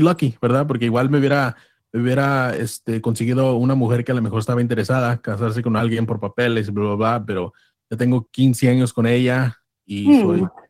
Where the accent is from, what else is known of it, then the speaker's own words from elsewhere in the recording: United States; accent: pocho; los, dos somos mexicanos, yo soy nacido aquí toda mi vida, born and raised here